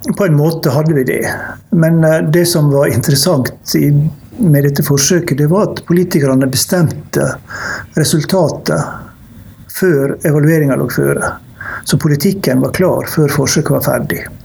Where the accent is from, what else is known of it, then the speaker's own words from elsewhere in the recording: Ørsta, Møre og Romsdal, Norway; Ørsta kommune, der jeg vokste opp